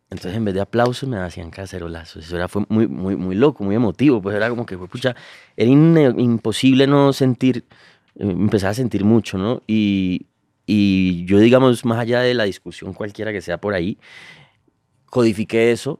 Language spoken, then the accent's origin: Spanish; Cali, Valle del Cauca, Colombia; creciendo en el Pacífico, en Cali, lo, vive desde niño